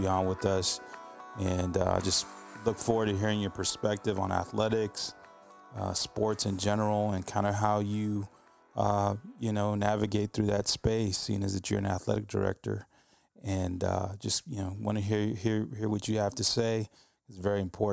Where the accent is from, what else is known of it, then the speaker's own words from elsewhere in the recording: Texas, United States; as a Texan as well, myself